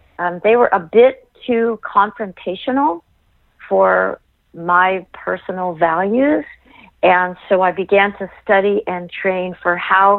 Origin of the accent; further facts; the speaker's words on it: Los Angeles, California, United States; I was born and raised in Los Angeles.